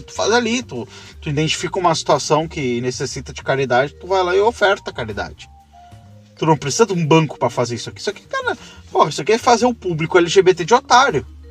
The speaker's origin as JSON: {"language": "Portuguese", "country": "Brazil", "said": "pro Brasil, que aqui a gente é caipira"}